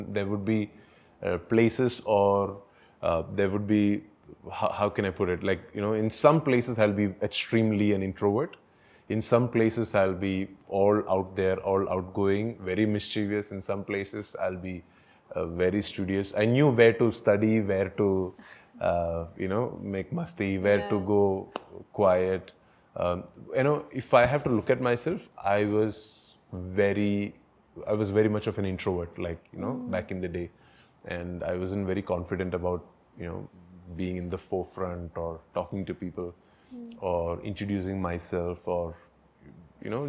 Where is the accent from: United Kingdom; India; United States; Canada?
India; Mumbai, Maharashtra; also born or lived in Tiruvalla, Kerala / Ambernath; now in Bangalore, India; I was born in Kerala, and then my relatives, some of them, along with my mother, they brought me to Mumbai. But I grew up in Mumbai